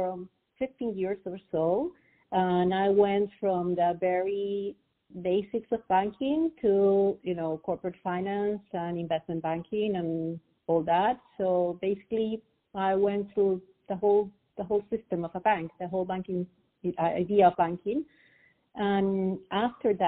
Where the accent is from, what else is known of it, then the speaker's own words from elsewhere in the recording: Peru; I'm Peruvian, so I was born and raised in Peru.